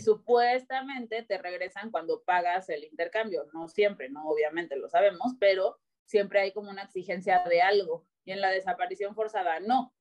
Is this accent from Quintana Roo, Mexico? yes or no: yes; Cancún, Quintana Roo, Mexico; also born or lived in Mexico City; yo nací en la Ciudad de México tengo 34 años ahorita. Eh, a los seis años me fui a vivir a Cancún